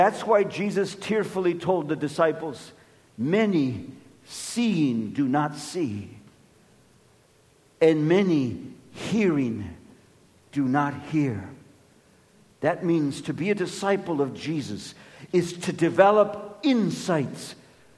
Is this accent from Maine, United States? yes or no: no; Los Angeles, California, United States; I'm of Mexican descent, and when I was born and raised in Los Angeles